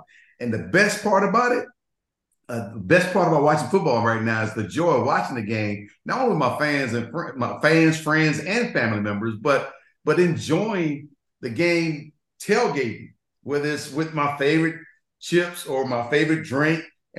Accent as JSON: {"language": "English", "region": "Florida", "country": "United States", "said": "we both are from the South. Jerry's from obviously Mississippi, and I'm from Florida."}